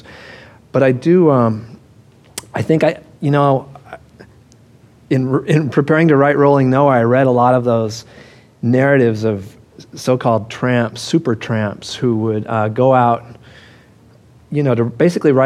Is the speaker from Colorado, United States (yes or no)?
yes; Denver, Colorado, United States; I grew up in Denver